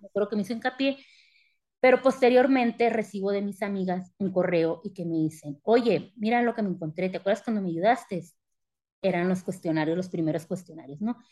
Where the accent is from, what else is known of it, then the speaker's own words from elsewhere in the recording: Sonora, Mexico; moved away as an adult; also born or lived in Sinaloa; now in Querétaro, Mexico; soy originaria eh, de Sinaloa, criada en Sonora